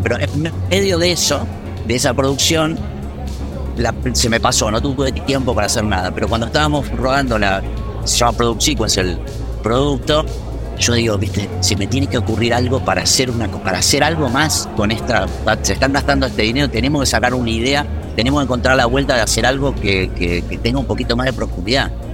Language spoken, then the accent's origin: Spanish; Argentina; moved away as an adult; now in Madrid, Spain; uno que ya tuvo la experiencia de salir del país y de moverse